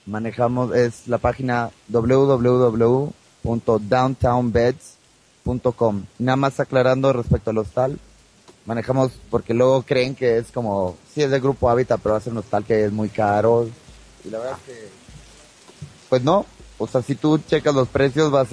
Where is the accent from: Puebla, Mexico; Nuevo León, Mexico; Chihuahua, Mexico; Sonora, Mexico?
Nuevo León, Mexico; Monterrey; now in Mexico City, Mexico; yo que vengo de Monterrey y lo empiezo a vivir ahora, noto cómo si va eh, floreciendo.